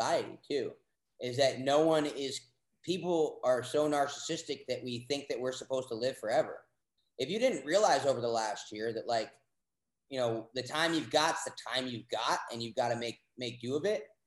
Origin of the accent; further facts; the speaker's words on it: New York, United States; now in Austin, United States; I'm from New York